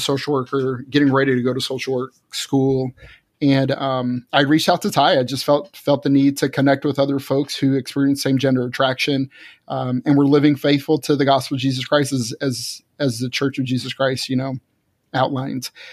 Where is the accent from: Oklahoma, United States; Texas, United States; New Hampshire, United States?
Texas, United States; Fort Worth; moved away as an adult; I was born and raised in Texas, Fort Worth, Texas, and lived there till my early twenties